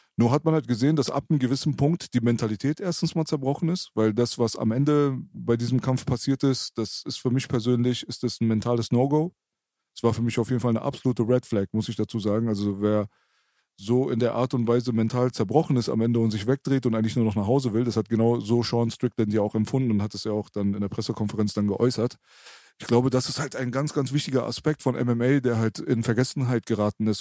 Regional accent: Berlin, Germany; ich bin Berliner

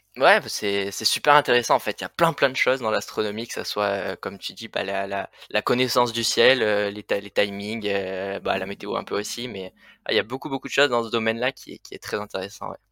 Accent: Le Vigan, Occitania, France; moved away as an adult; now in Annecy, France; moi je suis originaire donc du sud des Cévennes, voilà donc à côté du Vigan, une petite ville

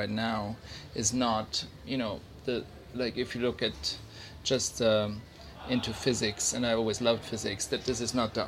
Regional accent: Switzerland; I grew up in Switzerland in the mountains

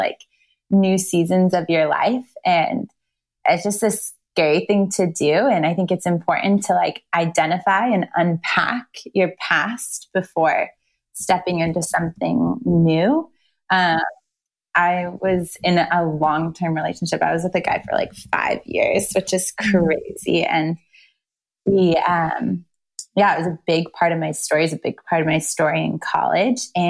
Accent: Manhattan Beach, California, United States; accent: Valley girl; moved away as an adult; now in Nashville, United States; I'm from Southern California and I moved to Nashville 8 years ago, but I literally still so much identify with California

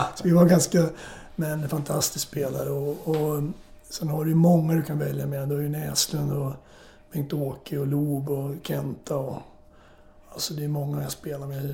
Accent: Morjärv, Norrbotten County, Sweden; also born or lived in Södertälje, Sweden / St. Louis, United States; now in Sörmland, Sweden; jag föddes upp i Norrbotten. Min farsa jobbade i skogen

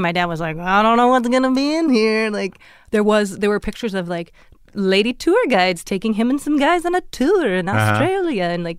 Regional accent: Fargo, North Dakota, United States; moved away; I grew up in Fargo, which is right on the border of Minnesota. And it's a thriving, I dare say, metropolis.

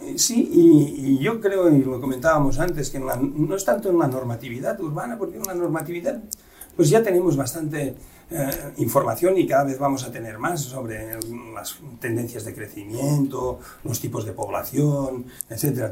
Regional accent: Catalonia, Spain; now in Mérida, Mexico; Desde el catalán, aquí tiro agua para mi tierra

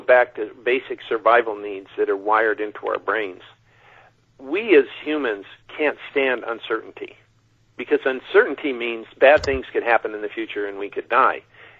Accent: Mojave Desert, United States; when I grew up out in the Mojave Desert, we had a prayer that said, God help me to find the truth and avoid those who have.

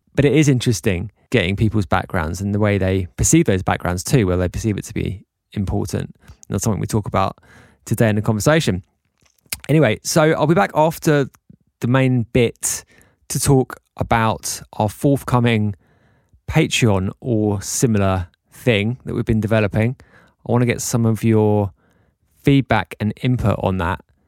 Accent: England, United Kingdom; now in Mallorca, Spain; being English guys

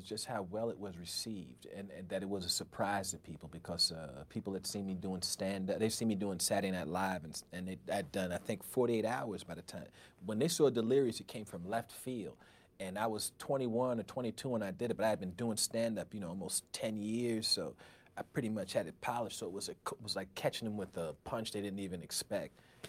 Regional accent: New York, United States; I said, "Hey, yeah, I'm the comedian. … I'm from Long Island."

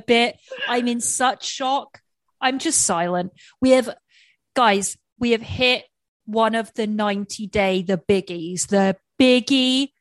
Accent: England, United Kingdom; moved away; being English

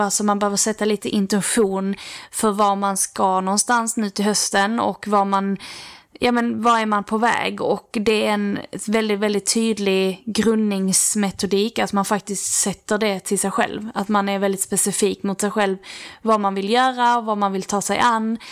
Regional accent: Lerberget, Skåne, Sweden; vi har ju haft så här matdagar när vi var små i Lerberget

